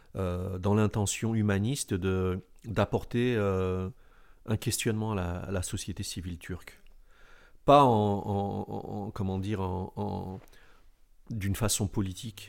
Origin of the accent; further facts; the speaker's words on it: Alfortville, Île-de-France, France; je suis né en France, dans cette ville Alfortville, où, j'ai côtoyé des rescapés du génocide des Arméniens